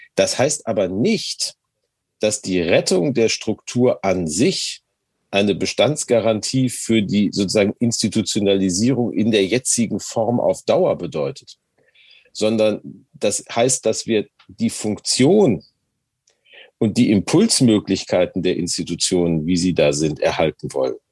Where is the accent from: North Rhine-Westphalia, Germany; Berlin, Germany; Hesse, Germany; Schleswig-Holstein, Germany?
North Rhine-Westphalia, Germany; Gelsenkirchen; now in Hamburg, Germany; meiner Heimatstadt Gelsenkirchen